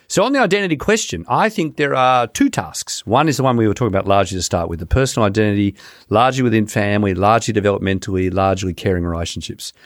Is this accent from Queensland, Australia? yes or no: no; Sydney, New South Wales, Australia; growing up near Bondi Beach